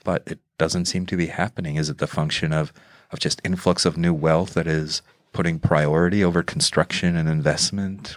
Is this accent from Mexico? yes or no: yes; Mexico City, Mexico; now in Seattle, United States; I grew up in Mexico City